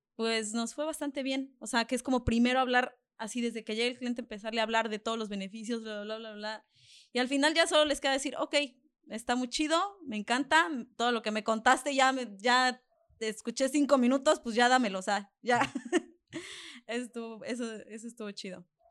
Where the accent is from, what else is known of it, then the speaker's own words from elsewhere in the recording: Mexico; soy mexicana